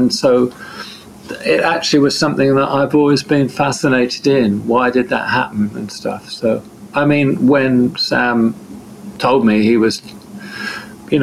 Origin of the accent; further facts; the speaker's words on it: Devon, South West England, United Kingdom; I'm from Devon in southern England